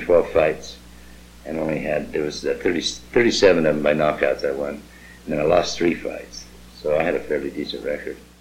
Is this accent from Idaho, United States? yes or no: yes; Pocatello, Idaho, United States; my hometown of Pocatello